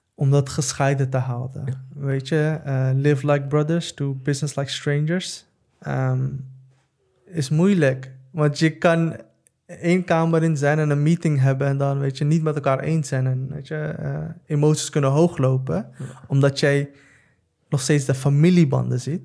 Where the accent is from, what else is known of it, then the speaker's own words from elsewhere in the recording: The Hague, South Holland, Netherlands; ik kom uit Den Haag, ik kom uit Schilderswijk